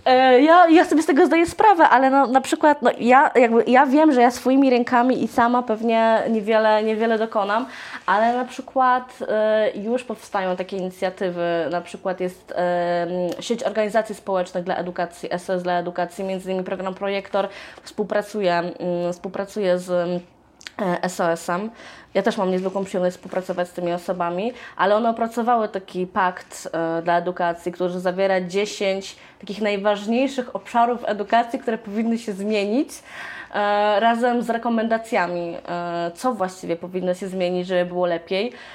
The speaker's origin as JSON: {"language": "Polish", "town": "Lublin", "region": "Lublin Voivodeship", "country": "Poland", "said": "u nas w Lublinie"}